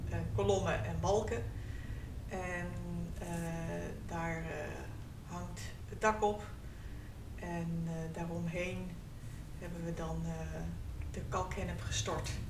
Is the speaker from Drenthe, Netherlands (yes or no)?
no; North Holland, Netherlands; now in Friesland, Netherlands; Eh, we komen uit Noord-Holland.